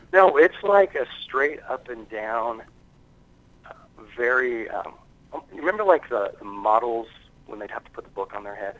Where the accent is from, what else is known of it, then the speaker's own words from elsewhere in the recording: United States; I'm American.